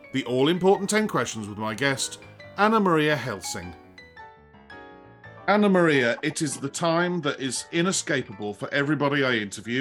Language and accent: English; England, United Kingdom; as an Englishman